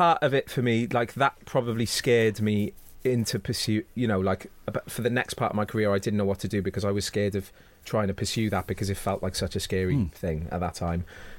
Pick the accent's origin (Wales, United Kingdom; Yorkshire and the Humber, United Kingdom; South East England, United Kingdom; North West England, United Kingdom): Wales, United Kingdom; Cardiff; I went back to Cardiff and, like, my hometown is not an easy place. Like, I love it dearly. It's made me who I am. I love Wales.